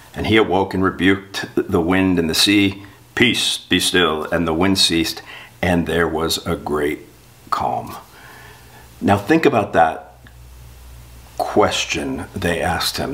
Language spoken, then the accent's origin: English; South Florida, United States; I'm from South Florida. I spent my life on boats